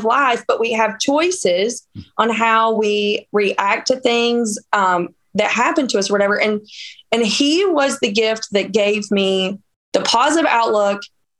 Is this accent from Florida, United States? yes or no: no; Northeast Georgia, United States; now in Wisconsin, United States; And I am from Georgia. I'm from Northeast Georgia